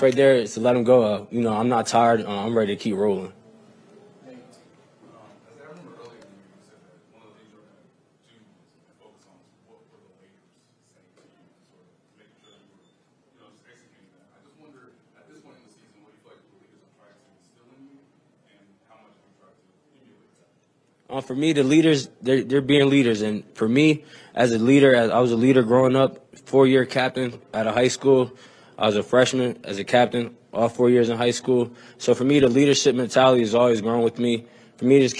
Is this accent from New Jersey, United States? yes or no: yes; New Jersey, United States; also born or lived in Philadelphia; now in Kansas City, United States; I'm from Jersey, from Philly